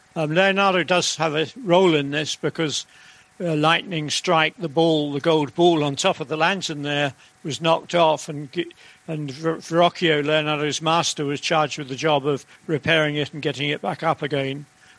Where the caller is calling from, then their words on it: Woodstock, South East England, United Kingdom; Hello, yep, I'm joining you from Woodstock near Oxford, which is much nicer than London.